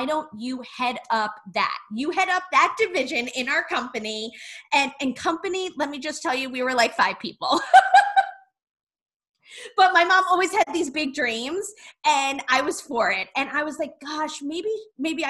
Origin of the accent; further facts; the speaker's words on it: New York, United States; We are from New York